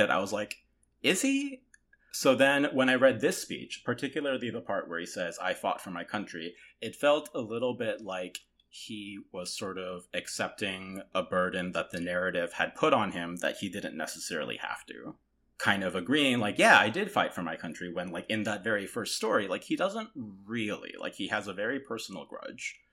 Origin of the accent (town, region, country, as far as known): Toronto, Ontario, Canada; born or raised there; also born or lived in South Korea